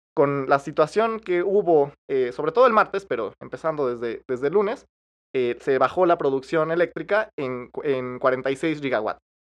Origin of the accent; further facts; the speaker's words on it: Mexico; a, mí como, mexicano